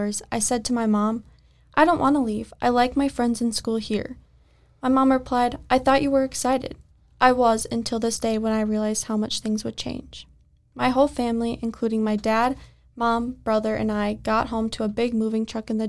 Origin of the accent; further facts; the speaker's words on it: Maple Lake, Minnesota, United States; also born or lived in Wisconsin; I was about 6 when we moved to Minnesota